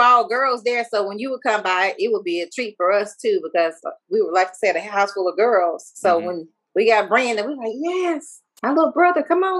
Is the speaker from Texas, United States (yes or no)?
yes; Tyler, Texas, United States; born or raised there; now in Fort Worth, United States